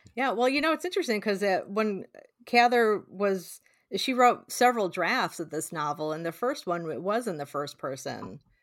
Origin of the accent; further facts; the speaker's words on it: Illinois, United States; I grew up in Illinois, but spend a lotta time in Nebraska visiting family and friends